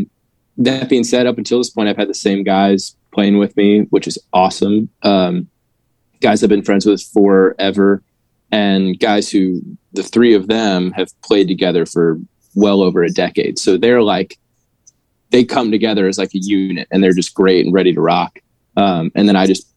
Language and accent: English; St. Louis, Missouri, United States; moved away as an adult; now in Nashville, United States; I'm in Nashville now. I've been here about 10 years. Prior to being here, I grew up in St. Louis